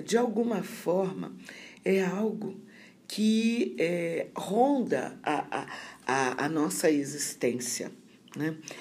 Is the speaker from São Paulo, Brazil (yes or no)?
no; Rio de Janeiro, Brazil; moved away as an adult; also born or lived in Santa Maria, Rio Grande do Sul; now in Sergipe, Brazil; eu sou carioca da gema, né? Nasci no Rio de Janeiro, me formei no Rio de Janeiro